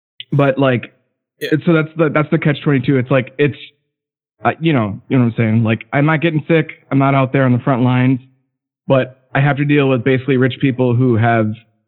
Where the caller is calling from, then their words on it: Madison, Wisconsin, United States; I'm from Madison, longtime listener, kind of a lurker.